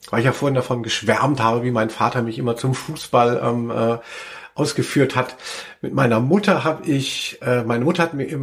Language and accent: German; Frankfurt, Hesse, Germany; Ich komme aus Rödelheim, pack deinen Dödel ein ein.